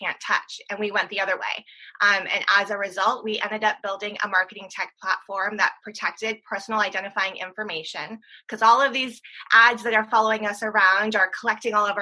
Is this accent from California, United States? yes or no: yes; San Diego, California, United States; originally from San Diego, California